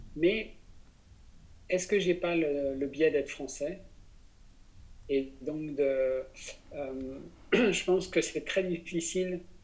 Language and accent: French; Besançon, Bourgogne-Franche-Comté, France; Je suis né à Besançon